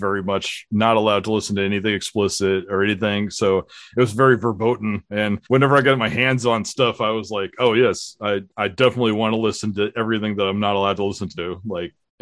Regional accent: Southern California, United States; I grew up in Southern California with Bob, where we both attended a school in San Diego County together

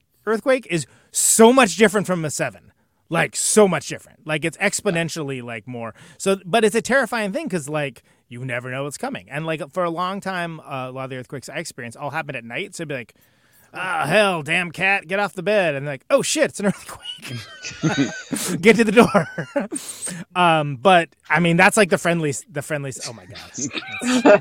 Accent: California, United States; I grew up in California

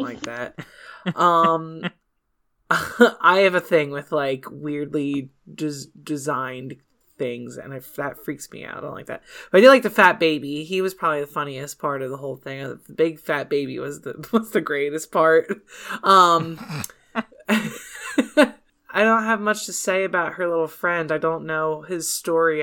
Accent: United States; We're American

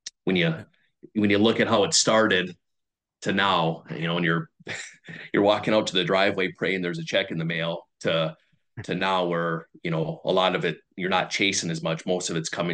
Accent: Minnesota, United States; moved away as an adult; now in Buffalo, United States; I grew up in Minnesota.

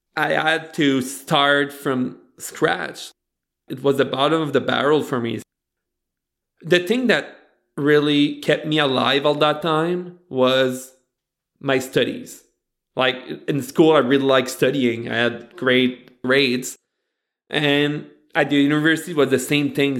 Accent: Beresford, New Brunswick, Canada; moved away; I grew up in Beresford, right beside Batters.

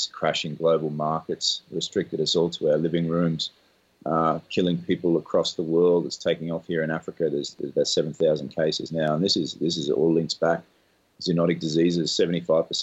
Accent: Australia; moved away as an adult; I grew up in Australia

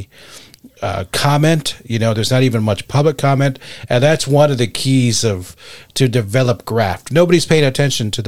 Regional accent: Detroit, Michigan, United States; I grew up in Southwest Detroit

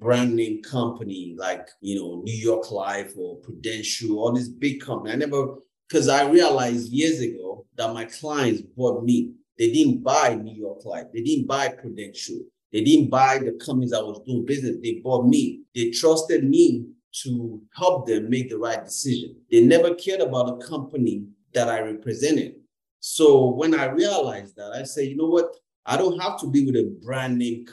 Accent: Lagos, Nigeria; now in Canada; being a Nigerian and being Igbo, and also grew up in the Yoruba land, I grew up in Lagos

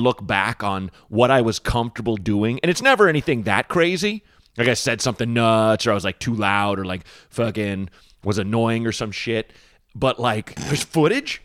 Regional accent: Portland, United States; growing up in Portland, we were in a kind of a shitty area

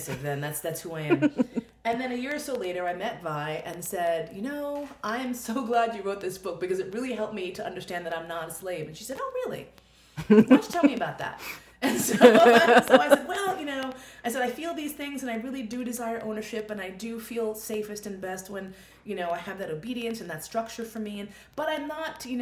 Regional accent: New York, United States; I'm a New Yorker

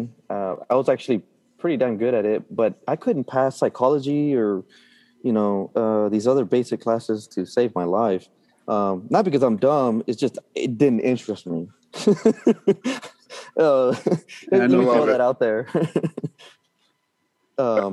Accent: Brownsville, Texas, United States; now in McAllen, United States; I was born and raised in Brownsville, Texas, which is, if you look at the map, it's the very tip of Texas

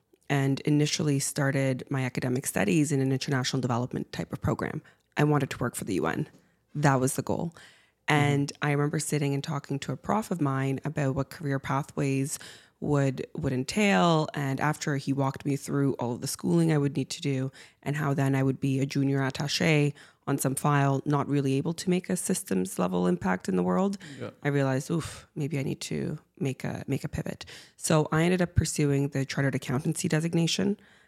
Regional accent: Siberia, Russia; also born or lived in Cuba; now in Canada; I'm by ethnic origin half Cuban and half Russian. And so I spent my childhood growing up in Siberia and in Cuba.

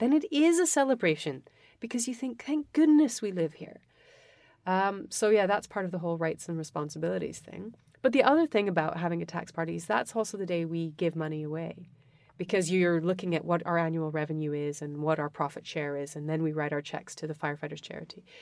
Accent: Western Canada, Canada; moved away; I was born in Western Canada. I had an amazing education, an unbelievable family

